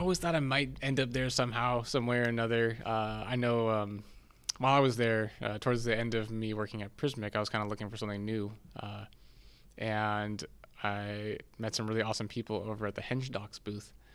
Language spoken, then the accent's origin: English; San Diego, California, United States; moved away as an adult; also born or lived in Seattle; born and raised in San Diego